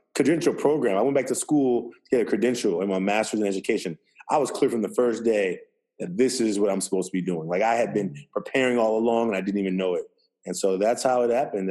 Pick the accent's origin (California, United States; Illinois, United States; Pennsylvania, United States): California, United States; Oakland; I'm from Oakland, California. Um, I was raised by a single mother